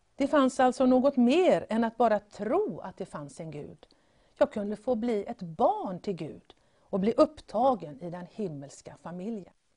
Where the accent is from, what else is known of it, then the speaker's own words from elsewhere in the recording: Gothenburg, Västra Götaland, Sweden; Jag föddes här i den här fantastiska staden Göteborg.